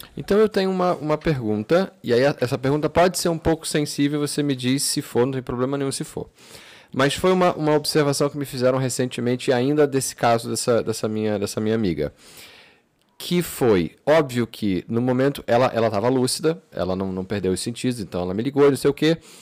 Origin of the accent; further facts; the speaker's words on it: Brazil; moved away as an adult; now in Portugal; eu cresci no Brasil, eu cresci com, com certas coisas que eram muito claras